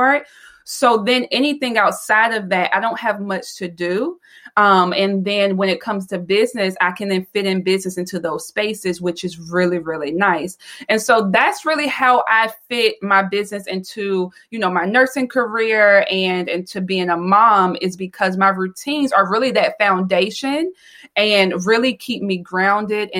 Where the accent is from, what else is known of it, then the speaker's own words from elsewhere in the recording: the South, United States; I am from the South. So I'm a Southern girl